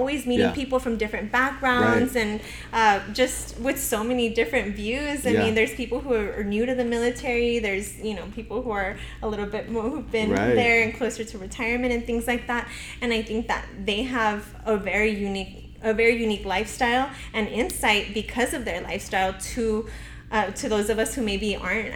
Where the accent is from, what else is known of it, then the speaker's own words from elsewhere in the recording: El Paso, Texas, United States; I am from El Paso. I don't know any other city. I've never lived anywhere else